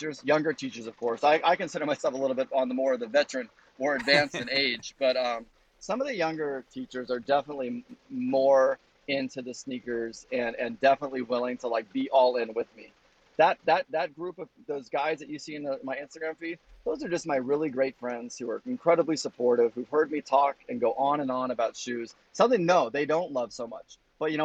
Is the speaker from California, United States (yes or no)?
yes; California, United States; now in New Jersey, United States; I'm from California